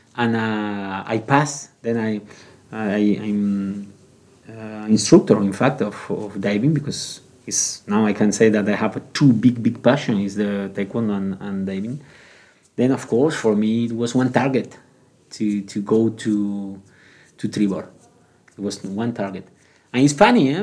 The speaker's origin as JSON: {"language": "English", "area": "Gran Canaria", "region": "Canary Islands", "country": "Spain", "also_born_or_lived": "Bilbao, Spain / France", "second_language": "English", "moved": "as an adult", "lives_now": "Prague, Czech Republic"}